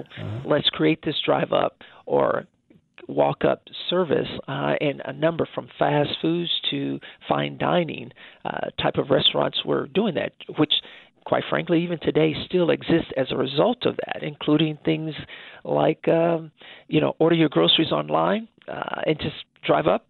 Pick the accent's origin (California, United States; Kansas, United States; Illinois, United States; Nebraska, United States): Kansas, United States; Wichita; I grew up here in uh, Wichita, Kansas, so I am a, a native of Wichita